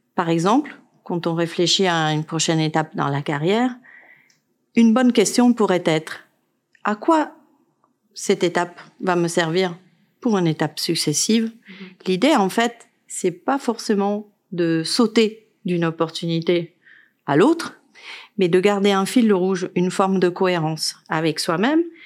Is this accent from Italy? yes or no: yes; Italy; now in France; Je suis italienne